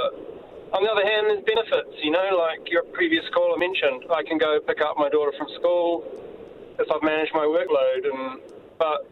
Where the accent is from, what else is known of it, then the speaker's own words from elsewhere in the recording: New Zealand; moved away as an adult; also born or lived in United Kingdom; I'm a Kiwi, returned here to Auckland